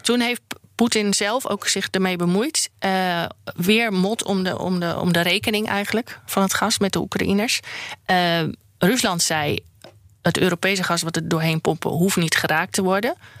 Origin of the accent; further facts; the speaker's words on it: Groningen, Netherlands; moved away; also born or lived in Randstad; ik heb mijn eerste helft van mijn leven in Groningen. Ben ik, ik ben een Groningse, dus opgegroeid.